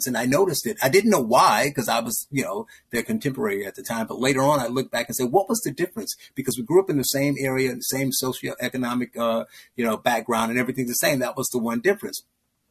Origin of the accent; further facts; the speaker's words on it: Gary, Indiana, United States; I grew up in Gary, Indiana.